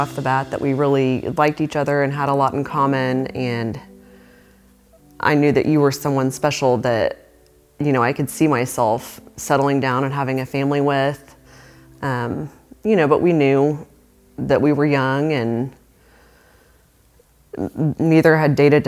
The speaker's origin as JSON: {"language": "English", "town": "Moore", "region": "Oklahoma", "country": "United States", "tie": "born or raised there", "said": "I was raised in Moore and graduated from high school there"}